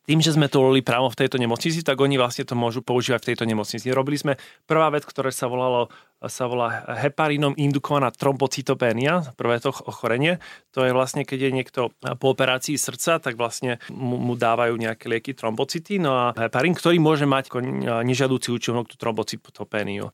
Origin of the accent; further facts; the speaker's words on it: Košice, Košice Region, Slovakia; moved away as an adult; Pochádzam eh, z Košic. Eh, žil som tam prvých 18 rokov života